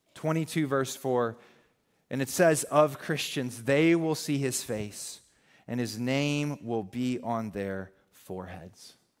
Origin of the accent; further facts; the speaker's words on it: the South, United States; I called her Mama because we're from the South